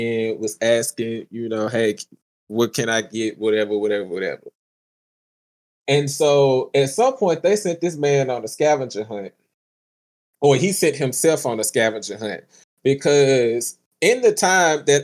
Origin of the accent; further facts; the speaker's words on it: the South, United States; moved away; I'm from the South. I ain't even from here